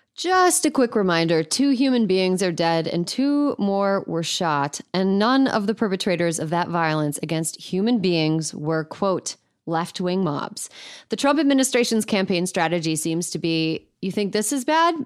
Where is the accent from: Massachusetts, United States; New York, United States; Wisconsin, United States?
Wisconsin, United States; my home state and embarrassing place to be from, Wisconsin